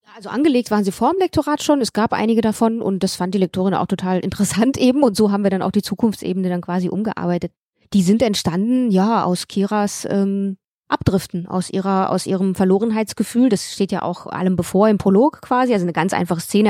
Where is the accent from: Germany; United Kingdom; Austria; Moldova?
Moldova; moved away; wie viel komme ich denn aus Moldawien?